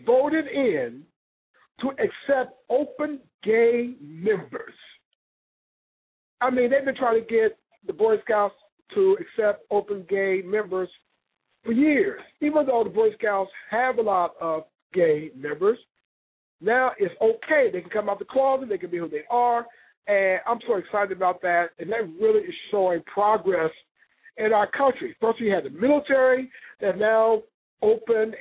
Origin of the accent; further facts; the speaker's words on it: Ohio, United States; moved away; also born or lived in Chicago / Atlanta; I'm from Ohio. I live in Chicago. I live all over the world.